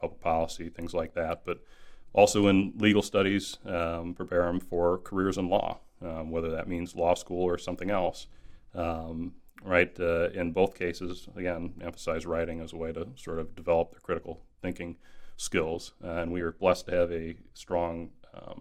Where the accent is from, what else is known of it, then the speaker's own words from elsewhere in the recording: Kalamazoo, Michigan, United States; moved away as an adult; also born or lived in Louisiana; I am originally from Michigan, West Michigan, Kalamazoo to be precise.